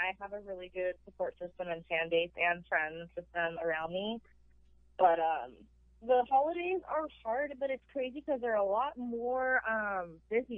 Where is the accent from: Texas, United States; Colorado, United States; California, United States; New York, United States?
California, United States; I'm actually born and raised in California, but my whole family was born and raised in Pennsylvania